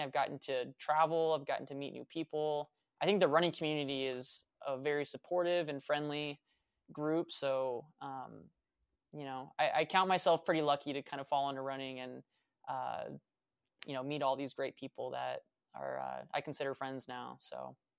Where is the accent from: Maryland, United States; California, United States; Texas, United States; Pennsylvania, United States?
California, United States; Vacaville; moved away as an adult; also born or lived in Fairfield, California / Sacramento, California / Reno, Nevada / Flagstaff, Arizona; I was born in Fairfield, California, moved to Vacaville, uh, grew up there